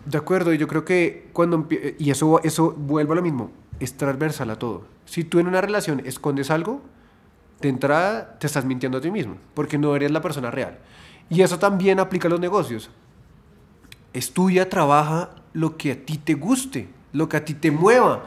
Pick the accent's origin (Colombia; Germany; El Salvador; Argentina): Colombia; nosotros, como colombianos, hemos sido educados